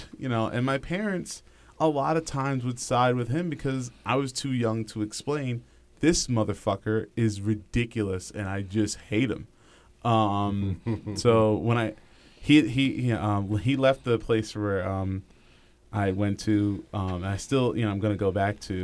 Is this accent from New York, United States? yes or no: yes; New York, United States; I'm from New York.